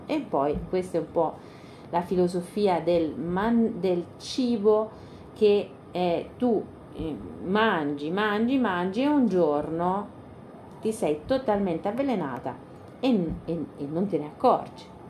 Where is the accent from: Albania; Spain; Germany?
Spain; moved away; noi veniamo dalla Spagna profonda